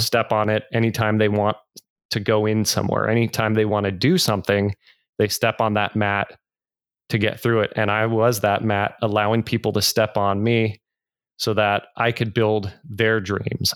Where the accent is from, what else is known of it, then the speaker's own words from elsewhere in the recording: Northern California, United States; I grew up in Northern California, wonderful, loving family